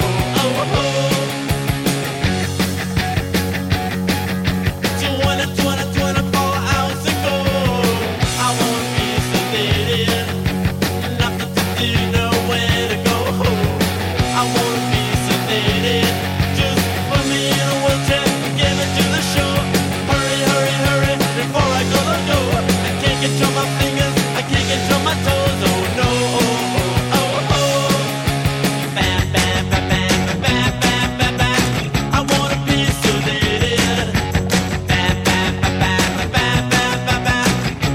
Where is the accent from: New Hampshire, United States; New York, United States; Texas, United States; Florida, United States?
New York, United States; New York City; I'm a New Yorker, so I grew up in CBGBs